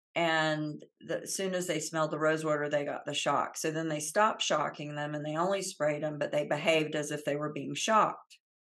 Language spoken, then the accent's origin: English; Central Florida, United States; I grew up in the South, uh, in Central Florida